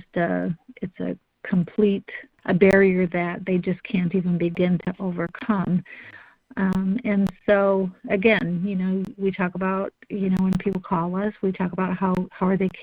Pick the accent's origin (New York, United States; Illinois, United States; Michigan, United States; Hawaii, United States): Michigan, United States; Northern; I'm from Northern Michigan